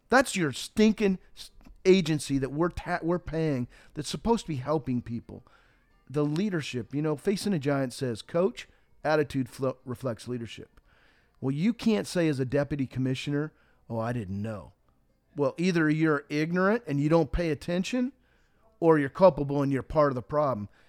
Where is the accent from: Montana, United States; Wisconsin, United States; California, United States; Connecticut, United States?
Montana, United States; the wheat that I grew up with in Montana